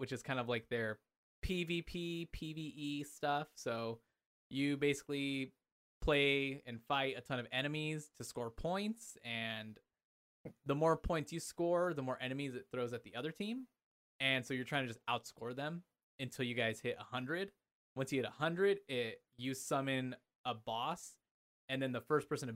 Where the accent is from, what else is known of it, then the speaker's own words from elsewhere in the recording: Anaheim, California, United States; moved away as an adult; now in Idaho, United States; I grew up in Southern California. I grew up in Anaheim